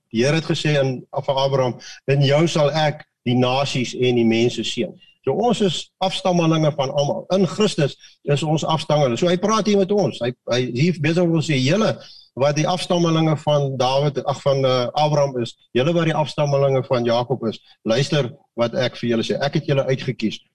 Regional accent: Mauritius; now in South Africa; Ek kom uit Mauritius uit wat wat wat 50% Hindus

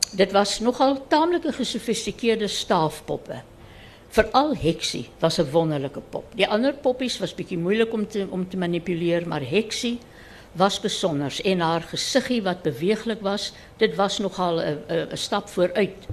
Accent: Reitz, Free State, South Africa; moved away; Ek was toe 6 jaar oud toe dit uh uitgekom het. En ons is van Ryds af Bethlehem toe

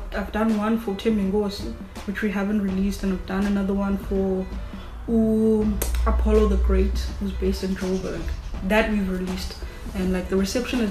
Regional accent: Qatar; Bro, I'm from Qatar. I get bored doing one thing

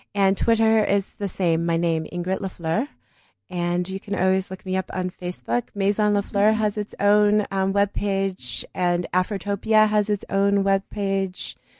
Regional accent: Detroit, Michigan, United States; now in Johannesburg, South Africa; because I'm from Detroit. You know, my city's gonna die.

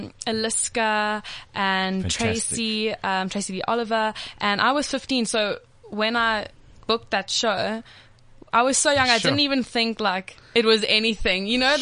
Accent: Durban, KwaZulu-Natal, South Africa; moved away as an adult; now in Johannesburg, South Africa; I grew up in Durban. I lived there for 18 years. So now I've just moved up to Joburg. I finished matric last year.

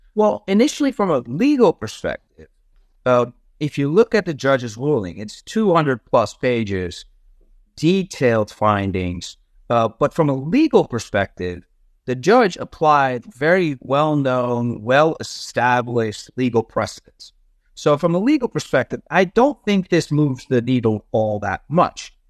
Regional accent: Netherlands; moved away as an adult; also born or lived in Amsterdam; now in United States; I'm originally from the Netherlands. I grew up there.

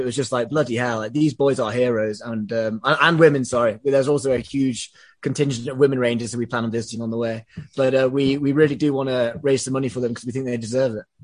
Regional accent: England, United Kingdom; I'm English

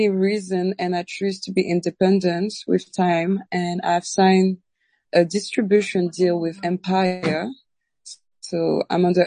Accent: Réunion; because I'm from Reunion Island. It's a very mixed country with many influences from all over the world.

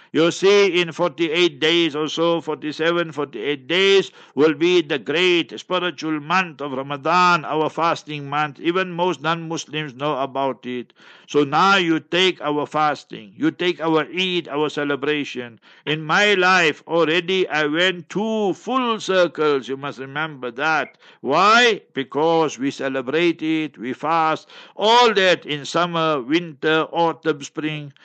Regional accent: Heidelberg, Gauteng, South Africa; I was born in Heidelberg, Heidelberg, and in Transvaal, Old Transvaal, and New Gauteng

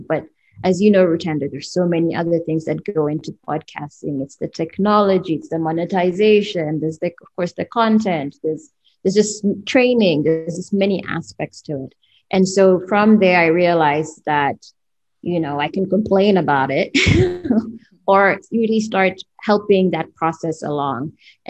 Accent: Kenya; now in United States; I'm a journalist by training. I'm Kenyan American, and most of my journalism career was spent in the US.

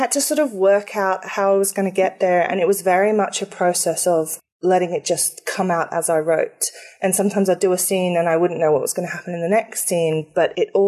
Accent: England, United Kingdom; I am actually English

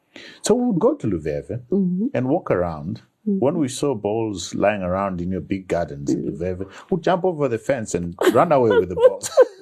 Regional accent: Bulawayo, Zimbabwe; I grew up in Makwekwe, Dark City, and then Makwekwe North.

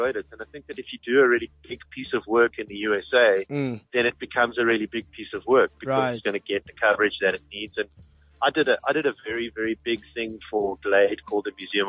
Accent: South Africa; moved away as an adult; also born or lived in United States; one of the things I found out about myself as a South African

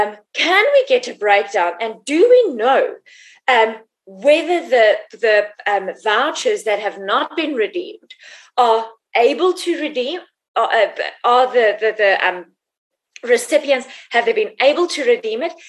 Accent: Free State, South Africa; who comes from the Free State, who comes from Mongol, who knows Dubanshu

